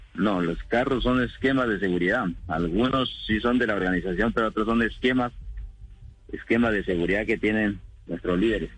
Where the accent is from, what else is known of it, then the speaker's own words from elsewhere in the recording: Colombia; A nosotros nos afecta como colombianos, todo porque igual somos colombianos